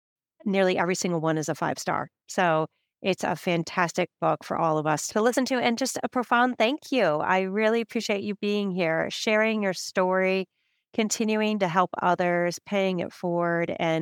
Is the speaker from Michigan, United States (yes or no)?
yes; Michigan, United States; now in New York, United States; I grew up in Michigan